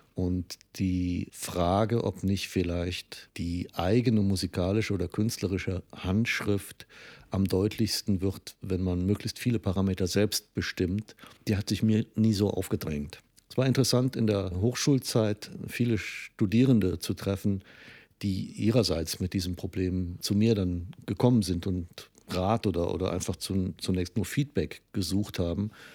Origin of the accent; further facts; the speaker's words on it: Trier, Rhineland-Palatinate, Germany; moved away; also born or lived in Cologne; meine Heimatstadt Trier